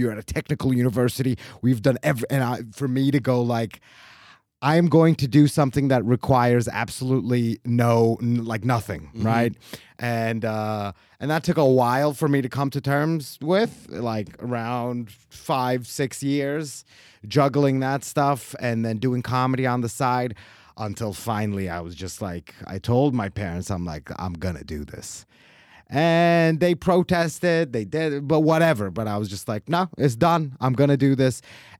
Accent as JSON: {"language": "English", "region": "Istanbul", "country": "Turkey", "tie": "born or raised there", "also_born_or_lived": "United States", "second_language": "English", "moved": "as an adult", "lives_now": "Switzerland", "said": "So I was born in Turkey. And then when I was a very small baby, we moved to America with my parents. So I was there until I was 10 years old. Mm. And then the next 10 years, I was in Istanbul."}